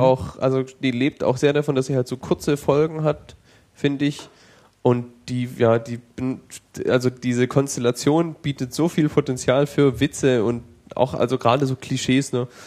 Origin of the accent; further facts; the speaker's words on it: Germany; als Deutscher